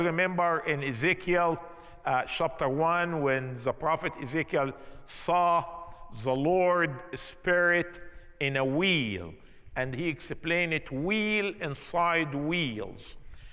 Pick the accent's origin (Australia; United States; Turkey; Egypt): Egypt; moved away; I'm from Egypt